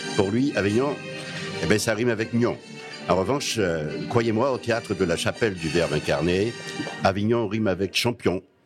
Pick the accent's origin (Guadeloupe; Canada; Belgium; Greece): Guadeloupe; le guadeloupéen que je suis